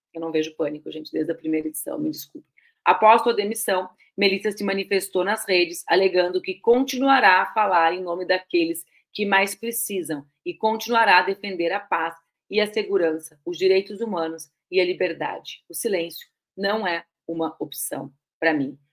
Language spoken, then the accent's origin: Portuguese; Rio Grande do Sul, Brazil; eu cresci no Rio Grande do Sul, um estado de fronteira com a Argentina